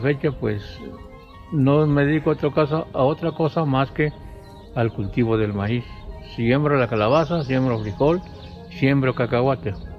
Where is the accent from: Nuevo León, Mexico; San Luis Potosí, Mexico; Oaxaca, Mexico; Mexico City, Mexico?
Oaxaca, Mexico; Sierra Sur; now in Oaxaca, Mexico; yo en mi pueblo, desde muy pequeño, a la edad de 7, 8 años, ya trabajaba en la tierra.